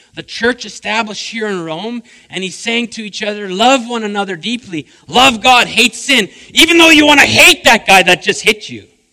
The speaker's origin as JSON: {"language": "English", "area": "the Prairies", "region": "Manitoba", "country": "Canada", "also_born_or_lived": "Saskatchewan", "moved": "as an adult", "lives_now": "British Columbia, Canada", "said": "I'm a prairie boy. I love Manitoba"}